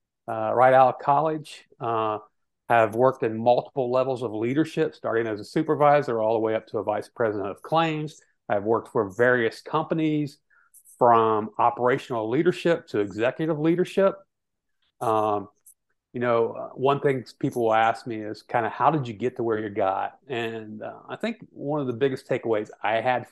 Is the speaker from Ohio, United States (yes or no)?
yes; central Ohio, United States; I was born and spent a large part of my growing up in central Ohio